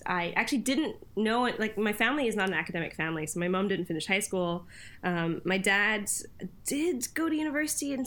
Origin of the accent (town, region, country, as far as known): Canada; born or raised there; also born or lived in Cologne, Germany / Bonn, Germany; now in United Kingdom